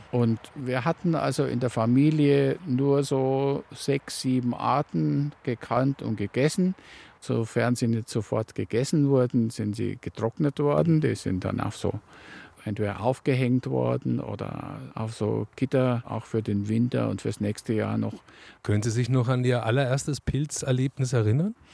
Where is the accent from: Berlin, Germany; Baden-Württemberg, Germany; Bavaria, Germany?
Bavaria, Germany; Waldsassen; now in Kist, Germany; aufgewachsen bin ich in Waldsassen, ganz im Norden der Oberpfalz, Landkreis Tirschenreuth.